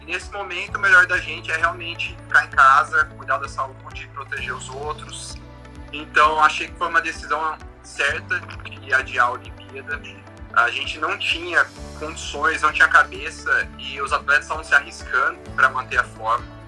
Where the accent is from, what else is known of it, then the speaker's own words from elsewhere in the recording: Campinas, São Paulo, Brazil; Sou de Campinas, interior de São Paulo